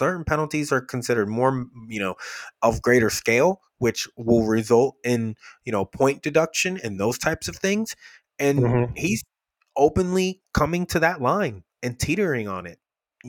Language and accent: English; Queens, New York, United States; I'm from Queens.